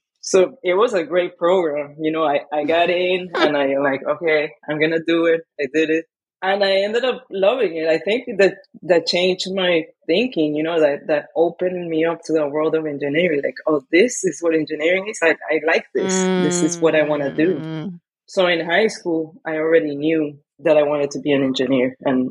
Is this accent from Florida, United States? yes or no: yes; Miami, Florida, United States; I grew up in Miami. I did my undergrad there.